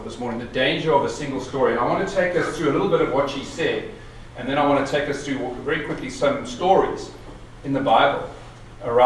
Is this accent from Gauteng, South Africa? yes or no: yes; Pretoria, Gauteng, South Africa; I grew up in Pretoria during the 70s and 80s